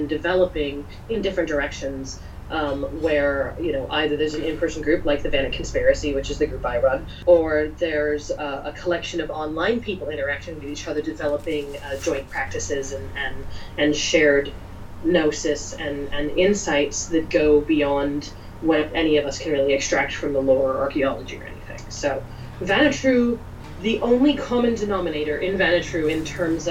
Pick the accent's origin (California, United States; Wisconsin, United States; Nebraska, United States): California, United States; California Bay Area, United States; I'm from California Bay Area where heathenry is pretty liberal.